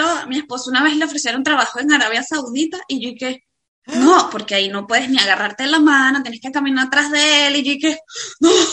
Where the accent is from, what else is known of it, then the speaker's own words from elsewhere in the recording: Venezuela; moved away as an adult; also born or lived in Dubai; now in Spain; emigramos de Venezuela